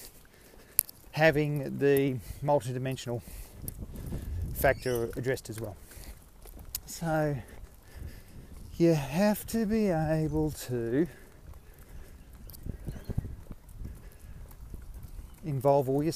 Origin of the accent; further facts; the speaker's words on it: Australia; I'm Australian. Australia, mate.